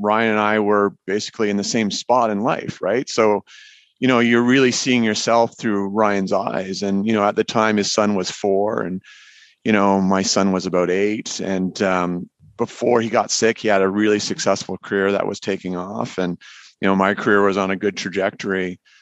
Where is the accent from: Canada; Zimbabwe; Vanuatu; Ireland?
Canada; being Canadian